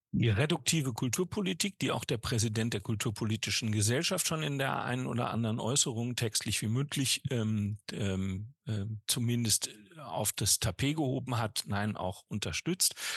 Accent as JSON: {"language": "German", "region": "North Rhine-Westphalia", "country": "Germany", "said": "in meinem Heimatbundesland Nordrhein-Westfalen"}